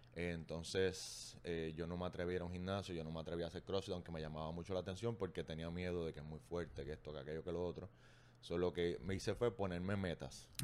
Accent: Arecibo, Puerto Rico; moved away as an adult; now in Bayamón, Puerto Rico; soy de Arecibo, llegué a Bayamón por trabajo

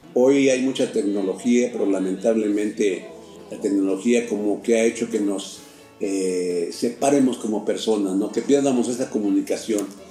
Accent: Santa Bárbara Almoloya, Puebla, Mexico; Soy originario de la Junta Auxiliar de Santa Bárbara Almoloya

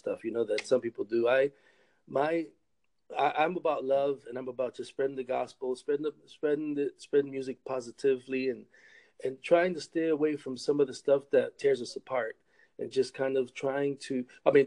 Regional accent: Rochester, New York, United States; also born or lived in Massachusetts; now in Michigan, United States; I grew up in Rochester, New York, born in Rochester, New York

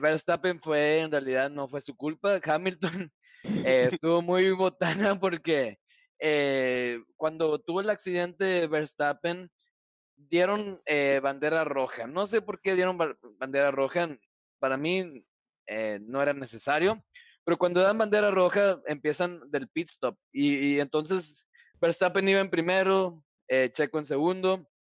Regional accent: Mexico; como un mexicano

